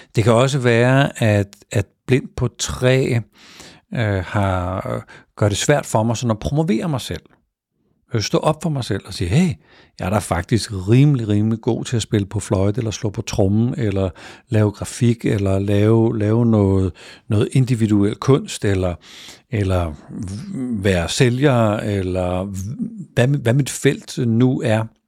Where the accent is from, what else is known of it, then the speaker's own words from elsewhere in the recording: Denmark; i den del af landet, hvor jeg er vokset op